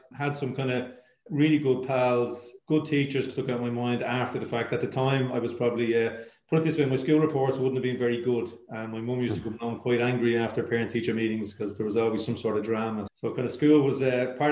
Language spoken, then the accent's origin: English; Dublin, Leinster, Ireland; I grew up in Artane